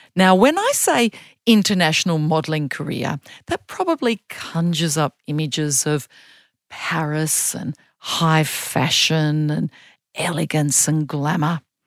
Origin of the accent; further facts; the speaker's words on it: Australia; also born or lived in Germany; I'm a girl from Australia